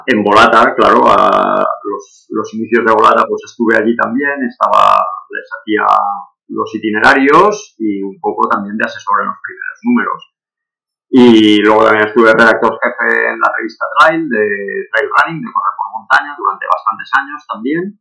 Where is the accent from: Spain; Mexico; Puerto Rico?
Spain; Valencia, Valencian Community; moved away as an adult; also born or lived in Barcelona metropolitan area; now in Barcelona, Spain; yo soy de Valencia, aunque vivo desde hace 26 años aquí en el área metropolitana de Barcelona.